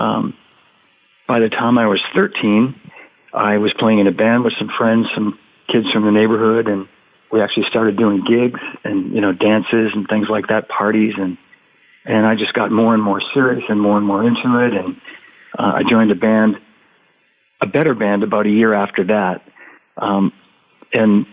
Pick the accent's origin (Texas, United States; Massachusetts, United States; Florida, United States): Massachusetts, United States; Melrose; moved away as an adult; also born or lived in Los Angeles / Boston; I grew up in a little town called Melrose, Massachusetts.